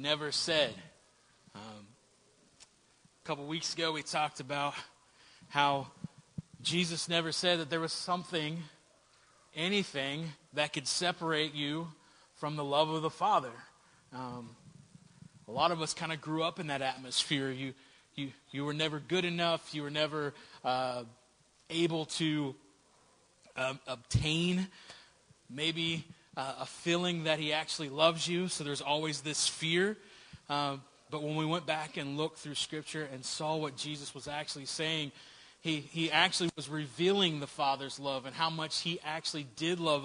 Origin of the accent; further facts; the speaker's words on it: Southern West Virginia, United States; I grew up in Southern West Virginia